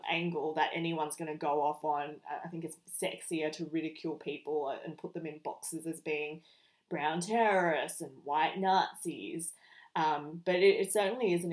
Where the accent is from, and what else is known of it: Australia